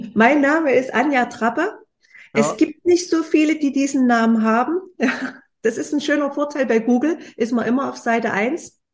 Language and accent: German; Leipzig, Saxony, Germany; ich komme aus Leipzig